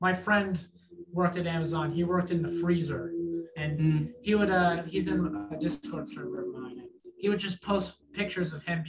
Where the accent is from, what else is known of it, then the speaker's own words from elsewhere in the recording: New York City, New York, United States; No, I'm from New York, born and raised in Manhattan.